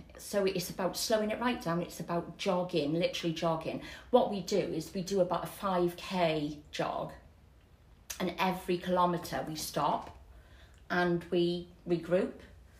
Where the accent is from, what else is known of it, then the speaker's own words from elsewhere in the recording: Barry, Wales, United Kingdom; Barry born, Barry bred.